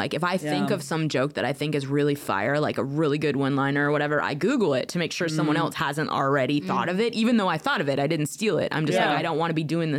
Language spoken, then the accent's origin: English; Alaska, United States; also born or lived in Estonia / Portland / Tacoma; now in Germany; I grew up in Alaska and we didn't have any comedy clubs, we didn't have anything there. I lived in a village